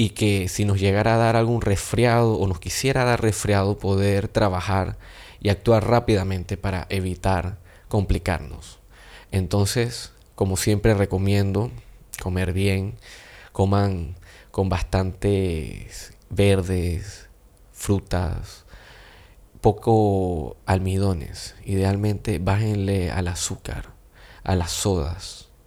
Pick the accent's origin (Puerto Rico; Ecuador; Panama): Panama; nos vamos a dar cuenta que los dos somos panameños